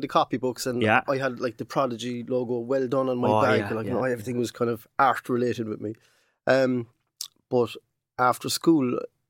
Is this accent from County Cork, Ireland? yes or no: yes; Cork, County Cork, Ireland; I was born up in, actually I was born in Shandon Street.